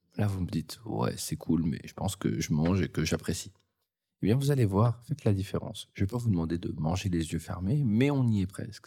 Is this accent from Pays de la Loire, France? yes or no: no; the North, Hauts-de-France, France; je viens du Nord, donc ce euh, c'est pas non plus euh, le lieu où il fait le plus beau.